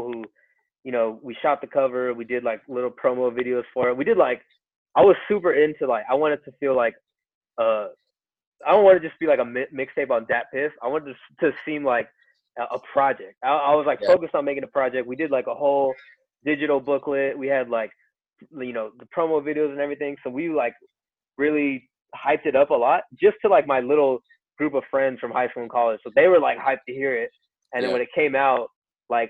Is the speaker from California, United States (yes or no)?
yes; Chino Hills, California, United States; also born or lived in Pomona / Claremont; I grew up in Chino Hills